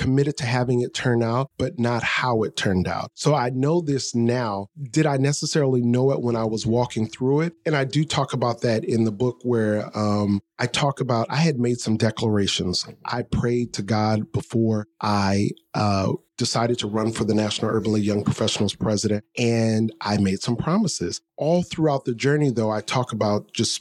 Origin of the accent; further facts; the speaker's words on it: New Orleans, Louisiana, United States; moved away as an adult; now in New York, United States; I grew up in New Orleans, so I must say it just like I'd say it in New Orleans.